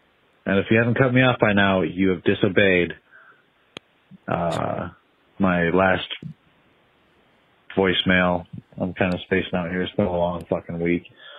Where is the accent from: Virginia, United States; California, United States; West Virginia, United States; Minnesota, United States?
Minnesota, United States; I'm from Minnesota